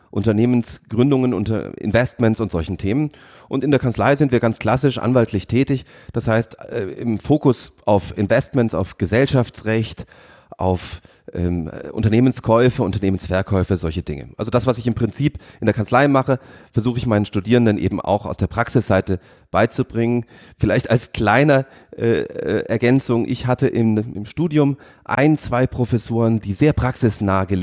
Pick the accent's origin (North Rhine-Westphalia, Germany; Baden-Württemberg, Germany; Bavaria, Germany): Bavaria, Germany; Munich; Über ein paar Ausflüge, unter anderem nach London, bin ich dann in meine alte Heimat nach München zurückgekommen